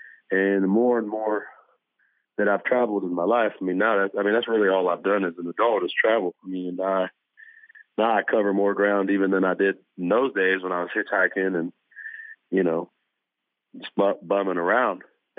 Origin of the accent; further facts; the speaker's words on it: Los Fresnos, Texas, United States; moved away; I remember the farms around where we lived outside of the small town called Los Fresnos. And we had this caliche driveway. It's like a gravel driveway.